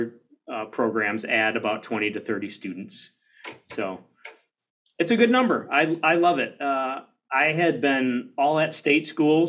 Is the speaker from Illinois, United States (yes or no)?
no; Detroit, Michigan, United States; moved away as an adult; also born or lived in Dallas, Texas; now in Chicago, United States; I grew up in the Detroit area. Plymouth Canton was an area between Detroit and Ann Arbor.